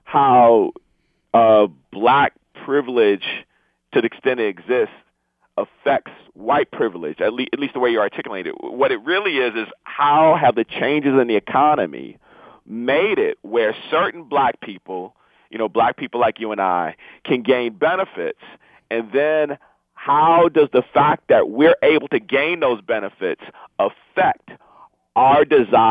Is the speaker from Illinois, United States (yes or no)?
no; Inkster, Michigan, United States; I grew up in Inkster